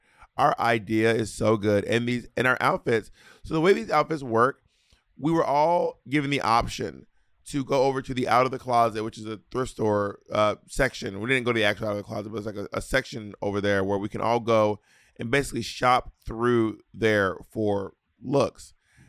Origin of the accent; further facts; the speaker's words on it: Scotland, United Kingdom; Anyway, bitch, I'm a skirt from Scotland.